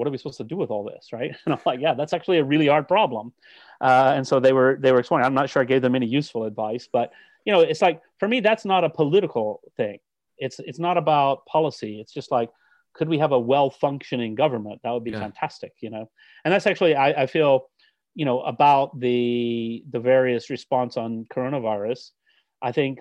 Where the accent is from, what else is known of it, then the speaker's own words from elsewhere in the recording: United States; accent: American; now in United Kingdom; As a British citizen with an American accent